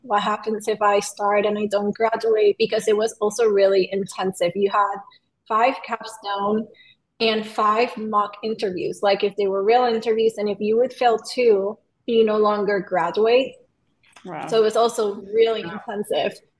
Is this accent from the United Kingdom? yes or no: no; Venezuela; also born or lived in Puerto Rico; now in Los Angeles, United States; I'm from Venezuela